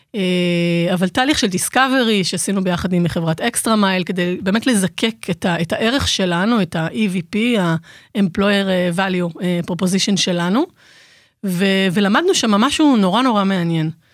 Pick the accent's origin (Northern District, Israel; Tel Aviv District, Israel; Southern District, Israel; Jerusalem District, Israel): Jerusalem District, Israel; Jerusalem; moved away; ירושלמית, למרות שאני לא גרה בירושלים כבר איזה 200 שנה